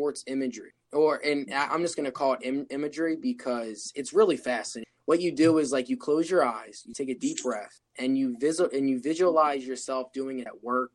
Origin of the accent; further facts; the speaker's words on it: Wilmington, Delaware, United States; I'm from Wilmington, Delaware